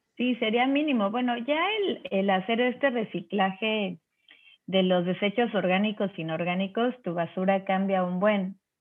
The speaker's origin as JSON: {"language": "Spanish", "town": "Cancún", "region": "Quintana Roo", "country": "Mexico", "tie": "born or raised there", "also_born_or_lived": "Mexico City", "said": "Yo soy del DF, pero en el 85, después del terremoto, nos venimos a vivir a Cancún, entonces soy caribeña"}